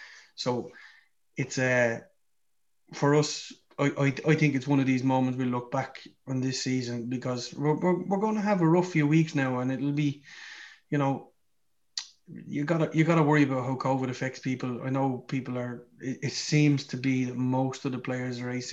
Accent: Ireland; we're Irish

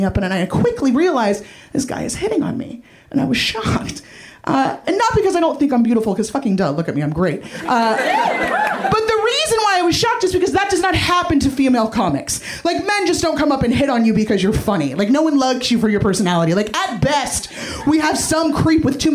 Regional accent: San Francisco, California, United States; I'm originally from San Francisco

